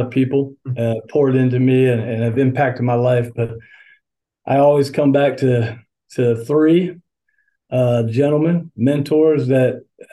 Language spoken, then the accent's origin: English; St. Cloud, Florida, United States; also born or lived in Pennsylvania / Daytona Beach, Florida; So I've spent the majority of my life in Central Florida as I grew up in St. Cloud.